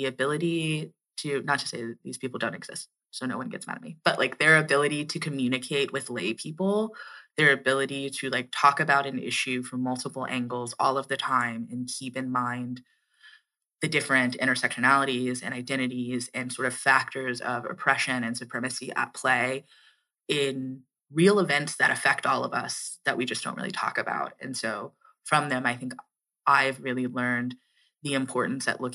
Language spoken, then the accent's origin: English; Atlanta, Georgia, United States; moved away as an adult; also born or lived in Washington, D.C.; I'm like from Georgia and from Atlanta.